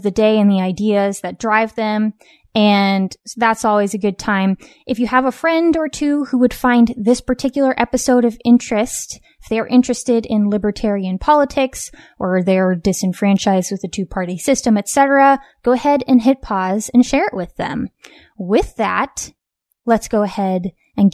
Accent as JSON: {"language": "English", "region": "West Coast", "country": "United States", "tie": "born or raised there"}